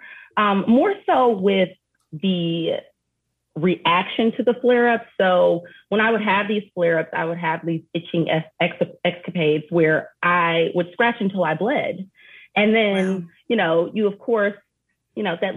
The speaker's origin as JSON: {"language": "English", "town": "Detroit", "region": "Michigan", "country": "United States", "tie": "born or raised there", "said": "growing up in Detroit"}